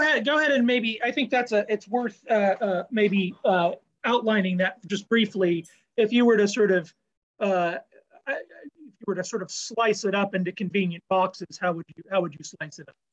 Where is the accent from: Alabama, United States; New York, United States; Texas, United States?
Texas, United States; Dallas; I was raised in the Dallas area in the 90s